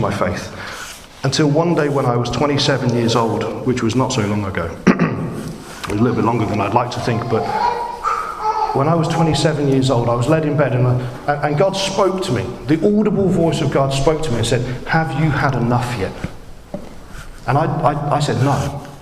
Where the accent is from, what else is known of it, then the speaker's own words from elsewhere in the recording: United Kingdom; I'm British